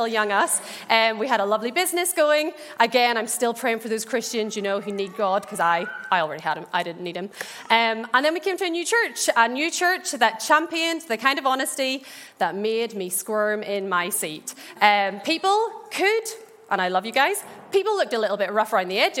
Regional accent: Ballymena, Northern Ireland, United Kingdom; I grew up in the Bible Belt that is Ballymena

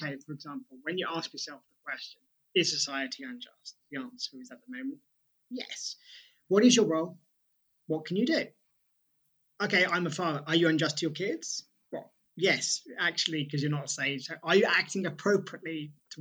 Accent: United Kingdom; As a British person

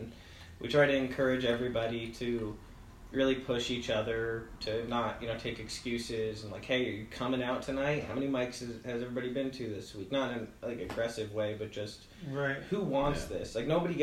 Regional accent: United States; moved away as an adult; also born or lived in New Jersey; now in Spokane, United States; I'm from New York and New Jersey originally

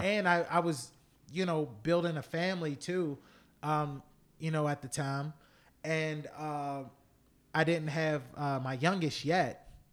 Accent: United States; We're American, and I'm Black American

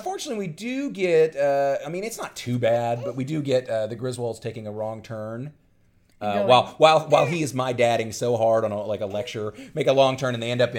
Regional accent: West Chicago, Illinois, United States; He'll tell you that, because I don't really know, because I'm from West Chicago. I'm just here on vacation.

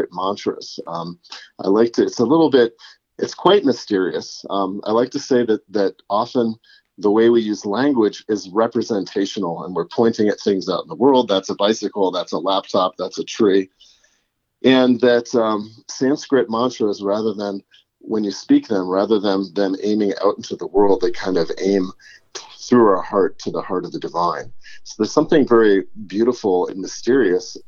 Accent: Connecticut, United States; moved away as an adult; now in Boulder, United States; I grew up in Connecticut and I was a professional saxophonist in my teens and 20s

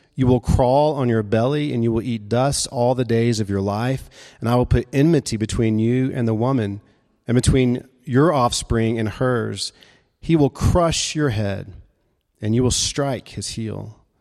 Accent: Memphis, Tennessee, United States; moved away as an adult; also born or lived in Jackson, Mississippi; Memphis was my home. Uh, I started out, uh, going to college there in my hometown, living at home

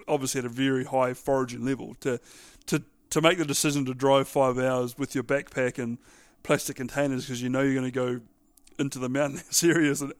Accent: New Zealand; being a Kiwi

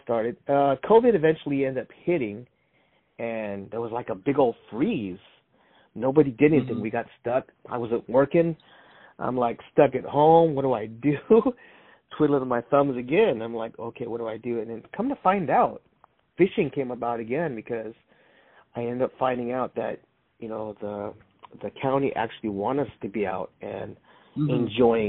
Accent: San Jose, California, United States; also born or lived in Salinas, California; born in Salinas and raised in San Jose

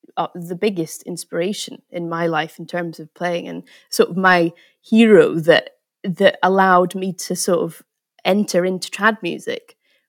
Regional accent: Scotland, United Kingdom; a tradition that's from Scotland, you know, and it's trying to sort of, from my hometown

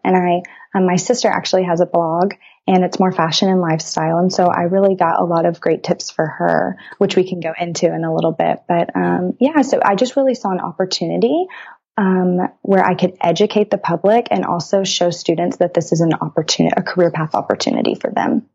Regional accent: Brazoria, Texas, United States; now in College Station, United States; I'm from Brazoria, Texas, a very, very small town south of Houston.

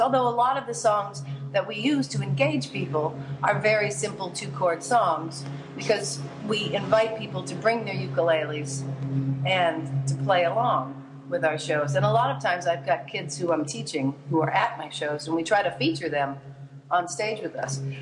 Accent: Hawaii, United States; I was born in Hawaii

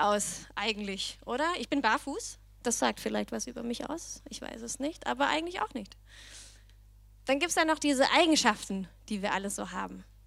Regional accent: Denmark; accent: Danish; German is a second language; moved away as an adult; also born or lived in Berlin, Germany; now in Germany; ich komme aber aus Dänemark

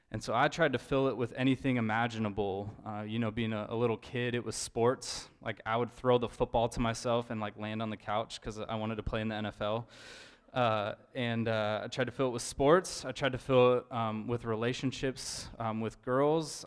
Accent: Idaho, United States; moved away as an adult; now in Eugene, United States; I'm from Idaho

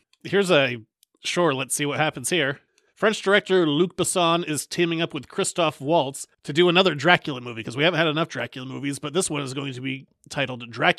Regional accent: United Kingdom; I'm British.

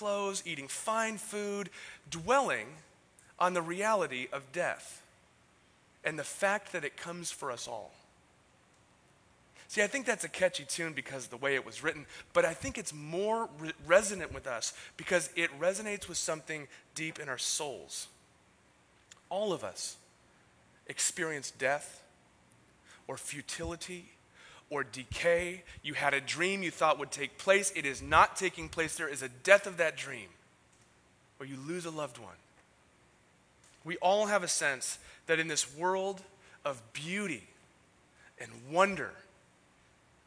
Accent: San Diego, California, United States; moved away as an adult; also born or lived in San Francisco; I was born and raised in San Diego.

